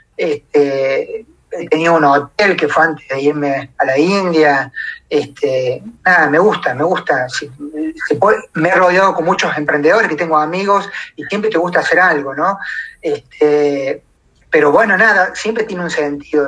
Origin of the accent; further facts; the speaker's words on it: Córdoba, Argentina; moved away as an adult; pensando que me volvía a mi Córdoba, porque estoy a 1250 kilómetros de mi ciudad natal